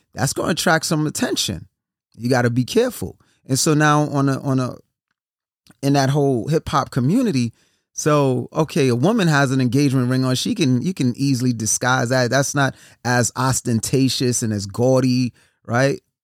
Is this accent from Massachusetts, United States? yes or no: no; New York City, New York, United States; I'm from New York City, born and raised Brooklyn